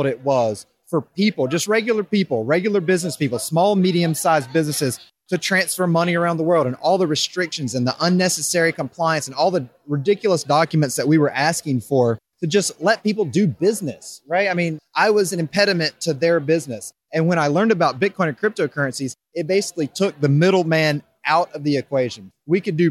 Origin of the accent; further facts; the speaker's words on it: Raleigh, North Carolina, United States; moved away as an adult; now in Denver, United States; I grew up on the East Coast my whole life. Raleigh, North Carolina is where I call home